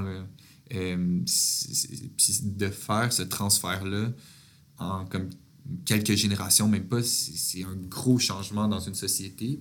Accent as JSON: {"language": "French", "region": "Quebec", "country": "Canada", "said": "moi je suis Québécois, moi je me considère pas du tout Canadien"}